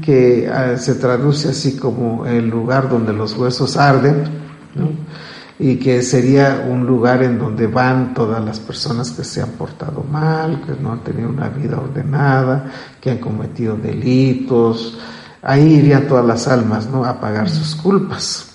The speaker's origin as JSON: {"language": "Spanish", "town": "Chenalhó", "region": "Chiapas", "country": "Mexico", "tie": "born or raised there", "said": "en mi pueblo, en Chenaló"}